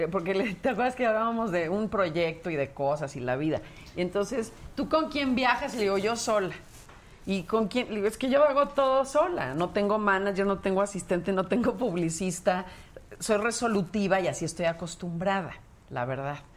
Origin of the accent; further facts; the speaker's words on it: Mexico City, Mexico; Yo de aquí, de la Ciudad de México.